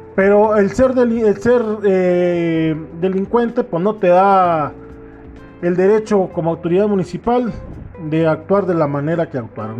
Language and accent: Spanish; Mexico; mi pueblo